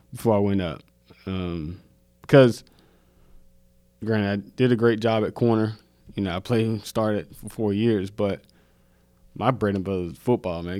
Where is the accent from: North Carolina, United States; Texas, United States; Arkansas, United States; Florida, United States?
North Carolina, United States; Mount Olive; moved away as an adult; also born or lived in Salisbury, North Carolina; now in Charlotte, United States; I'm either going to the military to get out of Mount Olive